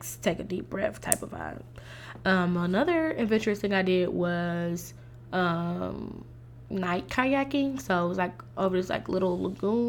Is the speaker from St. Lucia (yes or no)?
yes; St. Lucia; I am a West Indian. I'm Saint Lucian